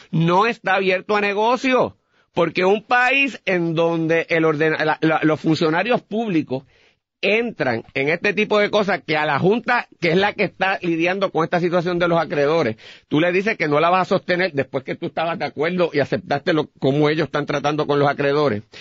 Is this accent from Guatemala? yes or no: no; Puerto Rico; nosotros como puertorriqueños